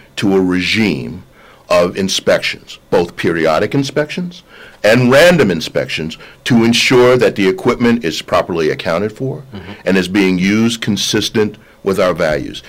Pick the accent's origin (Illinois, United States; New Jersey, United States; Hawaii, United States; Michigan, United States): New Jersey, United States; I grew up in New Jersey